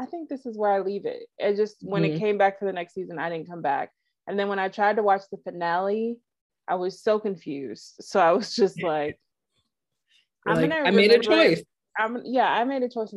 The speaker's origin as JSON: {"language": "English", "country": "United States", "said": "as an American that doesn't speak Russian"}